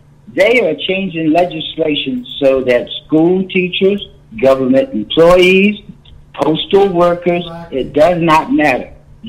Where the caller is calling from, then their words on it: Virginia, United States; I'm calling from Virginia.